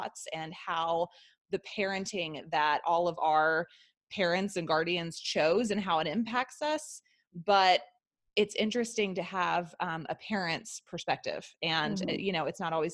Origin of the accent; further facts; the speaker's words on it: the Bible Belt, the South, United States; I was raised homeschooled in the South, in the Bible Belt